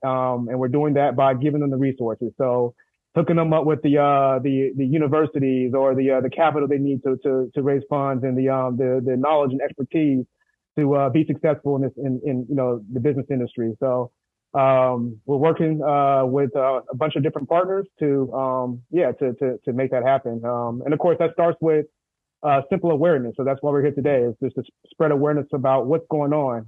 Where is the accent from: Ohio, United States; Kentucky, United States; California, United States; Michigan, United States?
California, United States; San Diego; from Southeast San Diego